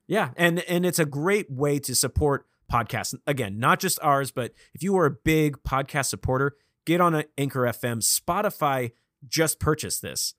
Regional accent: Vacaville, California, United States; now in Los Angeles, United States; I am from Vacaville, California

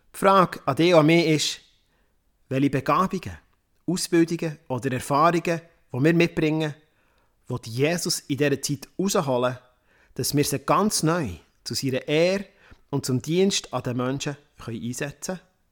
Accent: Worb, Bern, Switzerland; also born or lived in Romandie; in Worb. Das ist mein Heimatdorf, wo ich aufgewachsen bin.

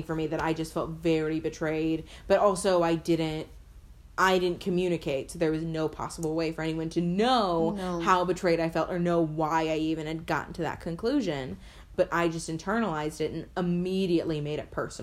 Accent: Glen Ellyn, Illinois, United States; We're from Glen Ellen

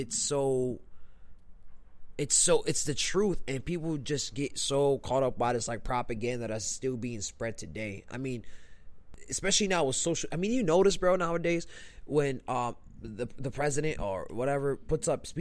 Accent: Lebanon; moved away; I come from Lebanon, right? My parents are both Lebanese. I lived in Lebanon for about, like, 6 years

